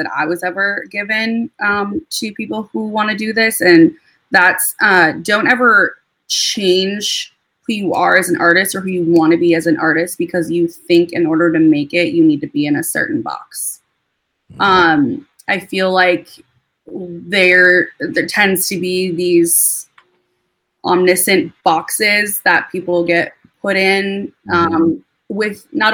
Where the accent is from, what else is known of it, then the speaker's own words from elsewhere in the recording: Minnesota, United States; moved away as an adult; also born or lived in Wisconsin / New York / Hoboken, New Jersey / Atlanta; now in Nashville, United States; I was born and raised in Minnesota